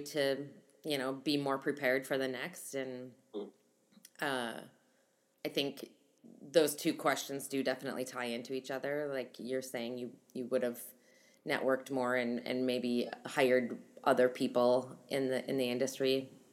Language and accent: English; Midwest, United States; I'm from the Midwest